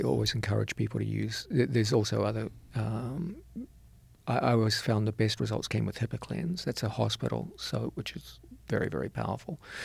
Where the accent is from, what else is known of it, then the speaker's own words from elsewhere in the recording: New Zealand; moved away as an adult; also born or lived in New York City; I was raised in New Zealand.